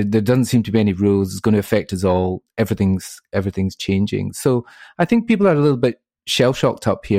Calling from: Glasgow, Scotland, United Kingdom; I'm from sunny Glasgow this morning.

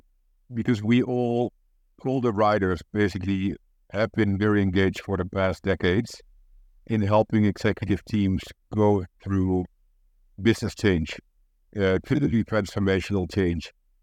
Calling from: Amsterdam, North Holland, Netherlands; I'm in Amsterdam, in the Netherlands.

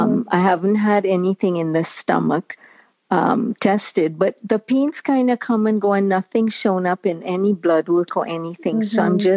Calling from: Mississauga, Ontario, Canada; I'm calling from Mississauga in Ontario, Canada.

